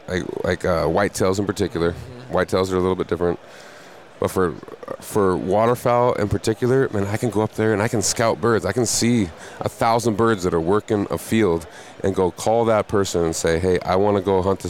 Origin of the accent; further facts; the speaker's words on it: Montana, United States; in my home state of Montana, I grew up there